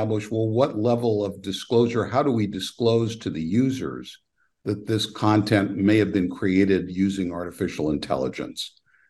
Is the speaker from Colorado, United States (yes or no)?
no; Petaluma, California, United States; I was actually born in Petaluma, California